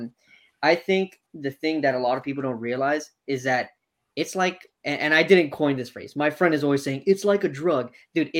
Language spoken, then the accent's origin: English; Miami, Florida, United States; I'm from Miami, so I'm from the root of the problem